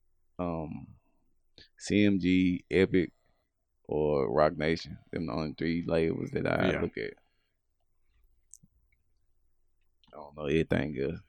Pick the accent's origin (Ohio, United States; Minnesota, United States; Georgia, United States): Georgia, United States; Augusta; I'm from Augusta